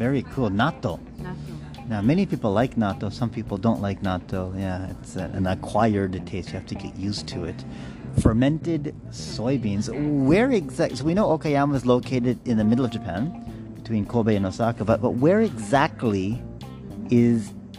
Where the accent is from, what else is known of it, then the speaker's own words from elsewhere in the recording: Saskatchewan, Canada; moved away; my hometown, Saskatchewan, which is best known for growing.